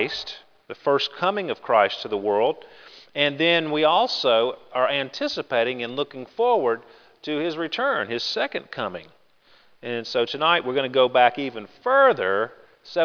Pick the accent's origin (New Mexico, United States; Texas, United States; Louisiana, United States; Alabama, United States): Alabama, United States; Grand Bay; born or raised there